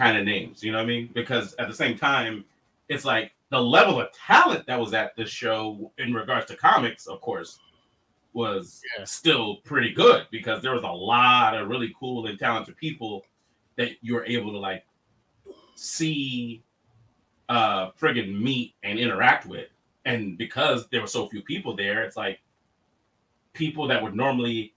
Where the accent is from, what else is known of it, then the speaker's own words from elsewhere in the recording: Los Angeles, California, United States; growing up in Los Angeles